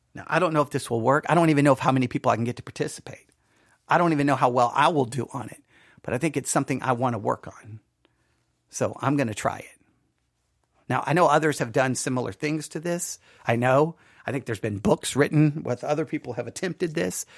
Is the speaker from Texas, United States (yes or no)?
yes; Buffalo Gap, Texas, United States; growing up in Buffalo Gap